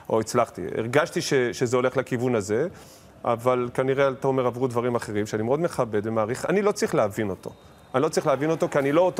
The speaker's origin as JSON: {"language": "Hebrew", "country": "Israel", "tie": "born there", "said": "זה נולדתי פה וזה חשוב."}